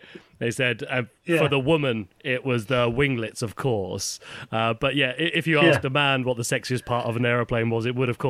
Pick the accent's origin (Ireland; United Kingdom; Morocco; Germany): United Kingdom; England; now in Japan; Obviously, I'm English